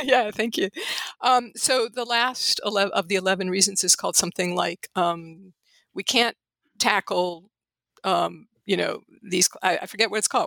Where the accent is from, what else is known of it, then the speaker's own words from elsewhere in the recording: St. Louis, Missouri, United States; moved away as an adult; also born or lived in Los Angeles; St. Louis, which is my hometown and which I came back to intending to stay a year and am now staying for the foreseeable future